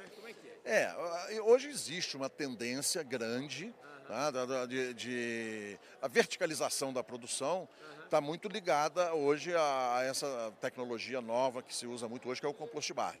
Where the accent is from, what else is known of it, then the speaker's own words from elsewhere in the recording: Barra Mansa, Rio de Janeiro, Brazil; lá no interior de, do estado do Rio, onde eu nasci, que é em Barra Mansa